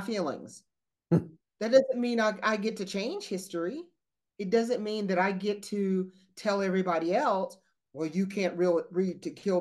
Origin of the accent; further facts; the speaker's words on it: the South, United States; we're from the South